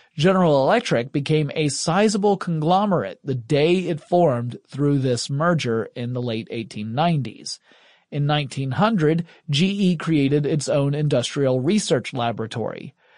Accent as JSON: {"language": "English", "region": "Deep South", "country": "United States", "said": "since I'm from the Deep South in the United States"}